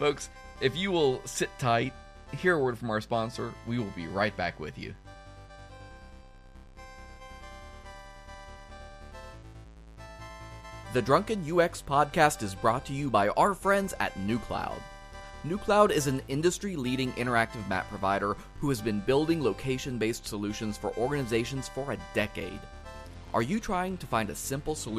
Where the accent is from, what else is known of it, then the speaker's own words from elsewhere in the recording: Kansas, United States; I'm Kansas. Like, the biggest city I know of has a grain silo